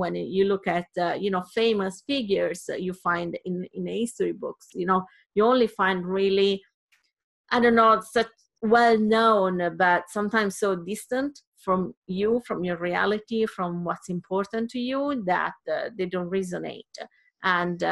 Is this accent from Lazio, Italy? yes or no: no; Sardinia, Italy; I come from Sardinia, it's a small island, and in Italy